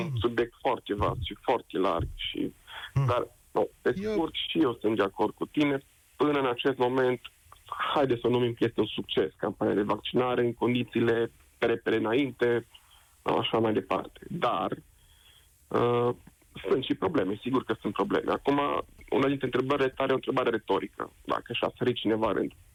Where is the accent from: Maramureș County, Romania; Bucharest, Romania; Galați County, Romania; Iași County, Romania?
Maramureș County, Romania; Baia Mare; eu sunt din Baia Mare